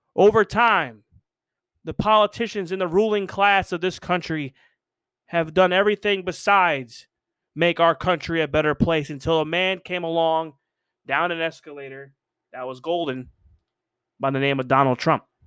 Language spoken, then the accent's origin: English; United States